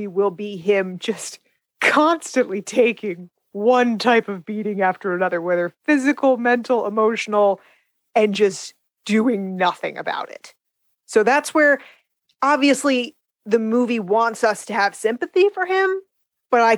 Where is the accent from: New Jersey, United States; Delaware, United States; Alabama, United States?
New Jersey, United States; I'm from Jersey